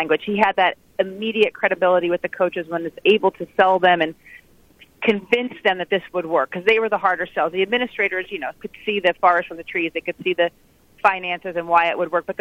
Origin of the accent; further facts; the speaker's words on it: New Jersey, United States; I grew up in New Jersey